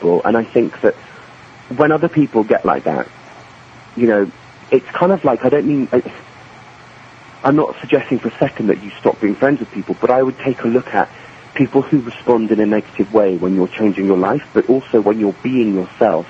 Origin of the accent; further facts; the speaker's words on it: England, United Kingdom; I'm English and I grew up in England